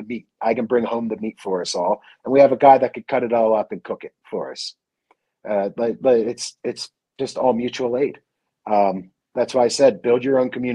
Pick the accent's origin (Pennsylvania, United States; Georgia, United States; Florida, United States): Pennsylvania, United States; Philadelphia; moved away as an adult; also born or lived in Rocky Mountains; I grew up in Philadelphia